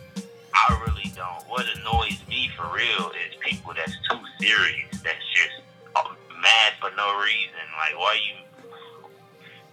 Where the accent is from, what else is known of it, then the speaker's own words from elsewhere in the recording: Detroit, Michigan, United States; Southwest Detroit, Michigan